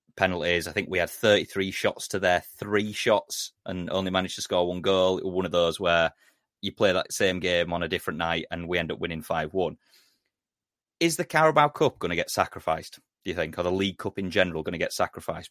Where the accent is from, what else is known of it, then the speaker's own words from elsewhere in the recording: Yorkshire and the Humber, United Kingdom; I'm a Yorkshireman